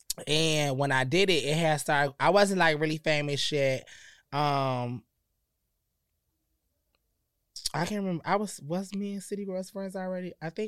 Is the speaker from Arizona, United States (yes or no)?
no; Connecticut, United States; So I keep, you know, I'm from Connecticut.